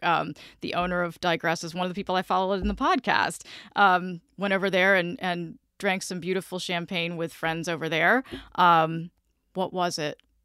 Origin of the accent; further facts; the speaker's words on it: Vidalia, Georgia, United States; moved away as an adult; also born or lived in Memphis, Tennessee; now in Orlando, United States; I grew up in Vidalia, Georgia, which is where the onions come from